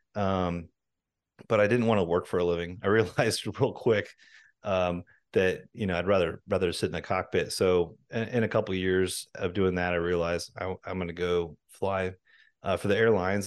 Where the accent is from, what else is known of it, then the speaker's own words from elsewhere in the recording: Washington, United States; I grew up in Washington State